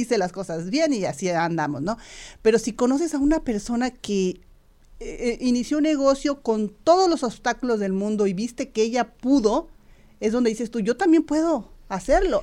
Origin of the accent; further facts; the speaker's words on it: Irapuato, Guanajuato, Mexico; moved away; Irapuato, Guanajuato, mi ciudad natal